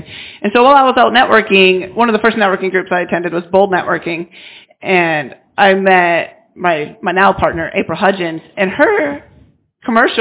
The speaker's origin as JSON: {"language": "English", "region": "Minnesota", "country": "United States", "tie": "born or raised there", "moved": "yes", "lives_now": "Arkansas, United States", "said": "I was born in Minnesota, but I've lived in Arkansas for 20 years, so this is where I call home."}